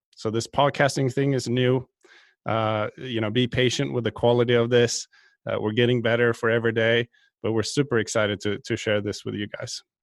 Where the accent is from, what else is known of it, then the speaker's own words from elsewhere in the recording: just outside Stockholm, Stockholm County, Sweden; moved away; I'm originally from Sweden, uh, just outside Stockholm. I grew up playing all kinds of sports